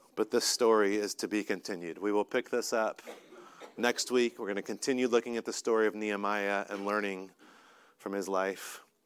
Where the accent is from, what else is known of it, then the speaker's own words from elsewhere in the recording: North Carolina, United States; moved away; I'm from North Carolina